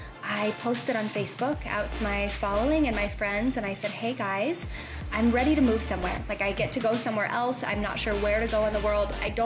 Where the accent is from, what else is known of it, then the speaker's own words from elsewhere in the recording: Columbus, Ohio, United States; moved away as an adult; also born or lived in Philadelphia area / New York City; so I come from Columbus, Ohio. That's where I grew up.